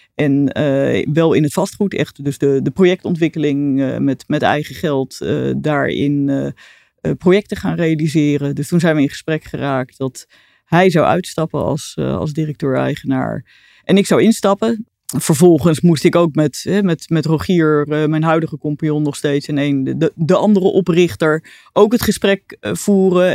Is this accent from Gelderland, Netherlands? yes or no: yes; Arnhem, Gelderland, Netherlands; born or raised there; also born or lived in Delft